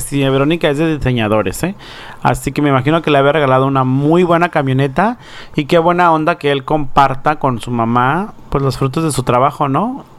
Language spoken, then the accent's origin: Spanish; Baja California Sur, Mexico; now in United States; Baja California Sur, de donde yo soy